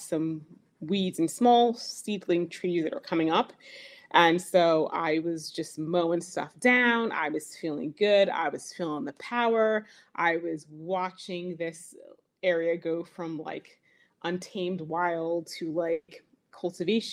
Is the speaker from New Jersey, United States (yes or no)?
yes; Burlington County, New Jersey, United States; I am from Burlington County, New Jersey. That's where I garden